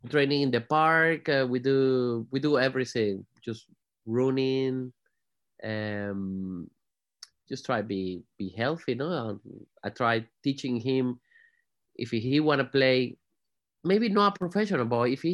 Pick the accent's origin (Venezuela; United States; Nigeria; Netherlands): Venezuela; Margarita Island, Nueva Esparta; English is a second language; moved away as an adult; also born or lived in Spain / Madrid, Spain / Tenerife, Spain; now in Manchester, United Kingdom; I was born in Margarita Island.